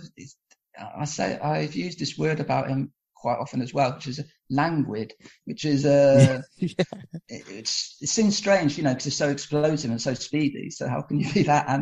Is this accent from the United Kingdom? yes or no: yes; England, United Kingdom; now in Portugal; I was born and brought up in England